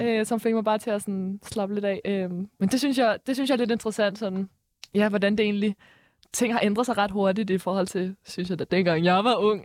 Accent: Nordvestkvarteret, Capital Region of Denmark, Denmark; vi kommer fra, vi kommer fra Nordvestkvarteret

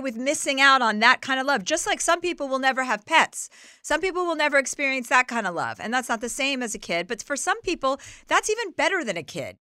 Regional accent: New Jersey, United States; now in Los Angeles, United States; I'm from New Jersey.

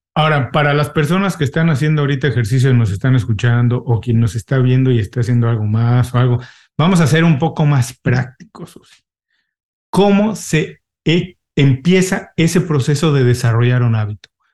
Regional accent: Mexico; moved away as an adult; also born or lived in California / Mexico City; now in Miami, United States; ahora tengo 18 años viviendo en Miami, los dos somos mexicanos

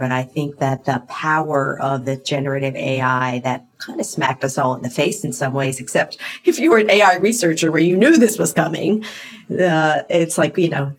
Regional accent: East Coast, United States; moved away as an adult; now in San Francisco Bay Area, United States; where I moved out here from the East Coast. I am an East Coaster, proudly.

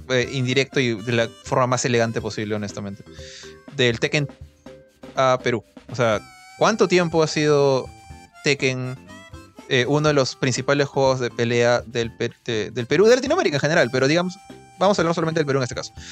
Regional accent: Philippines; yo sí, yo soy filipina, me había olvidado, ya, yo soy filipina.

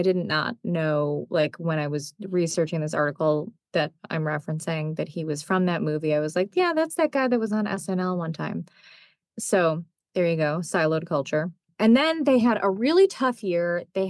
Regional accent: Chicago, Illinois, United States; I'm a Chicagoan.

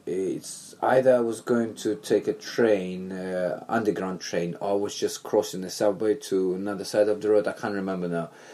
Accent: Belarus; moved away as an adult; now in London, United Kingdom; growing up in Belarus, back then USSR

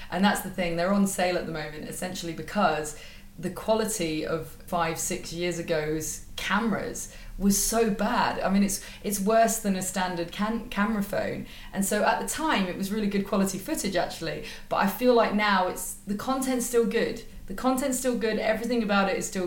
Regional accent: United Kingdom; I'm British

